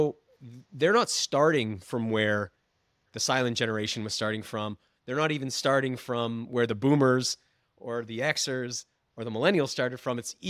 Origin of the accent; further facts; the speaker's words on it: Maine, United States; I'm from Maine